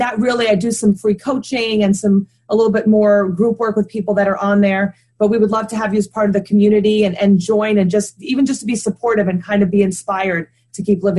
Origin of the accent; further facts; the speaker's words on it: New Hampshire, United States; born there; I was born in New Hampshire on a military base. I've lived in about 7 or 8 different places in the United States.